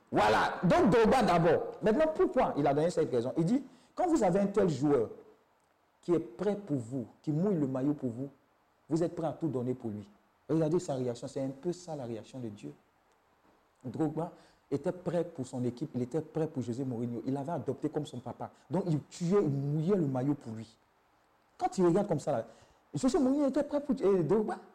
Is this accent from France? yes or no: no; Côte d’Ivoire; J'ai dit, je viens de Côte d'Ivoire